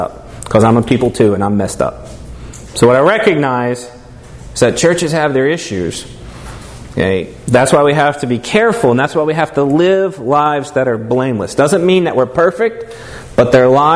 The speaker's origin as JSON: {"language": "English", "region": "Tennessee", "country": "United States", "moved": "yes", "said": "I'm from Tennessee originally"}